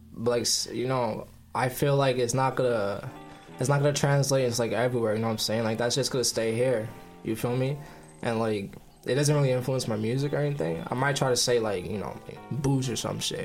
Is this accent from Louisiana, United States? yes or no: no; New York City, New York, United States; moved away; I'm from Brooklyn.